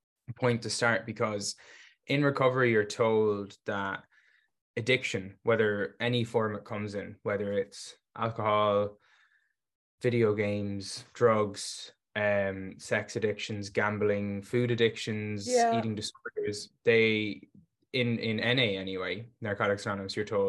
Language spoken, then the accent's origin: English; Galway, Connacht, Ireland; I'm from Galway, Ireland